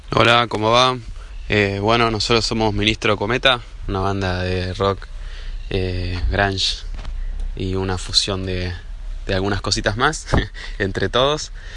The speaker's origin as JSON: {"language": "Spanish", "town": "Pilar", "region": "Buenos Aires Province", "country": "Argentina", "said": "somos un chicos de Pilar y alrededores"}